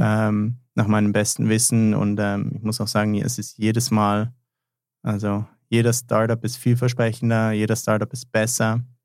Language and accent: German; Germany; now in Switzerland; ich bin ja eigentlich gebürtiger Deutscher